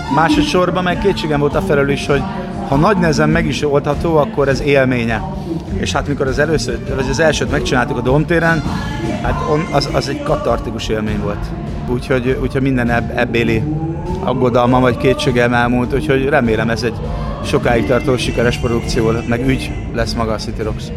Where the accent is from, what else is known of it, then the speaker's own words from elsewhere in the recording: Szeged, Csongrád-Csanád, Hungary; Szegedi vagyok